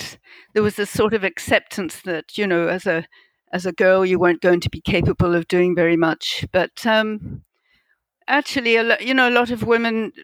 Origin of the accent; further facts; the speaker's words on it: Edinburgh, Scotland, United Kingdom; moved away as an adult; also born or lived in north of England / Zimbabwe / New Zealand / Papua New Guinea; now in South Africa; I grew up in Edinburgh in Scotland